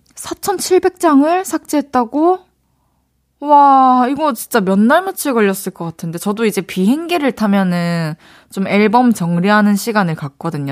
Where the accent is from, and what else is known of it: Daegu, South Korea; accent: Daegu dialect